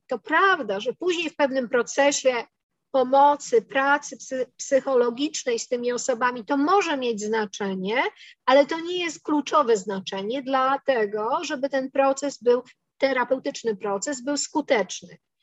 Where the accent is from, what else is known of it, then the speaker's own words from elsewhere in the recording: Poland; my się wychowałyśmy w Polsce